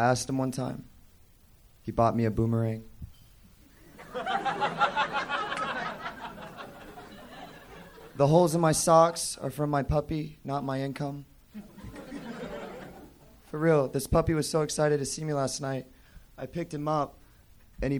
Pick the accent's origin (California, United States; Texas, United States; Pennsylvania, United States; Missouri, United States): Texas, United States; Allen; I'm from Allen, Texas. I work in Plano, Texas